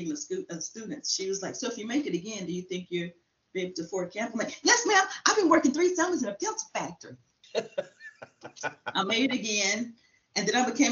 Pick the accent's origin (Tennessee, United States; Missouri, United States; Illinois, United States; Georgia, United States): Tennessee, United States; Shelbyville; now in Round Rock, United States; I grew up in Tennessee, Shelbyville, Tennessee